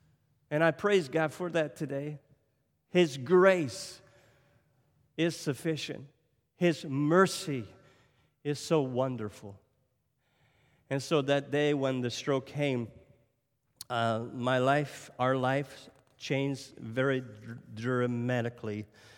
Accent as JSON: {"language": "English", "region": "Nova Scotia", "country": "Canada", "said": "So if I sound French today, I'm not French. I don't speak French. I'm from Cape Breton Island. We have our own accent, you know."}